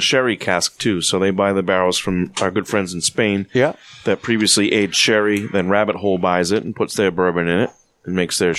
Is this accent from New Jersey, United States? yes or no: no; Stoneham, Massachusetts, United States; I grew up in Stoneham